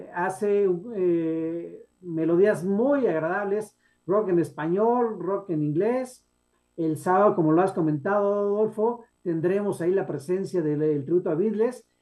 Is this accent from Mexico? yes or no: yes; Guanajuato, Mexico; moved away; Guanajuato, mi tierra natal